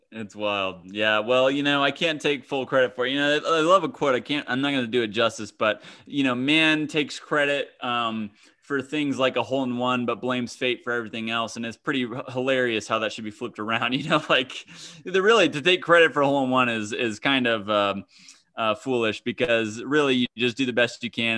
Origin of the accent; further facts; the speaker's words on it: Kansas, United States; I grew up in Kansas